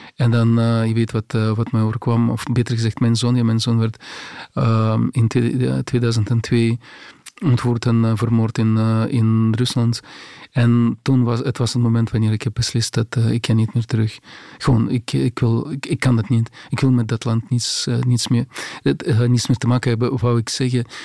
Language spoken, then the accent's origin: Dutch; Grodno, Grodno Region, Belarus; Dutch is a second language; moved away as an adult; also born or lived in Minsk, Belarus / Moscow, Russia; now in Belgium; de stad waar ik, waar ik ben geboren, de stad, in mijn geboortestad, ja, Grodno